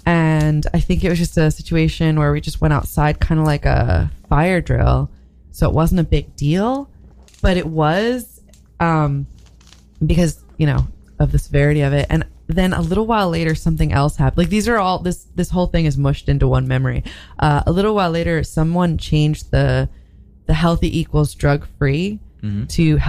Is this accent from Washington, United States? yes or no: no; Great Neck, New York, United States; Great Neck.